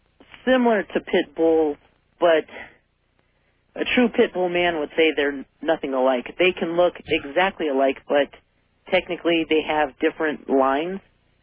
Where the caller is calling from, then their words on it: Albuquerque, New Mexico, United States; I'm calling from Albuquerque.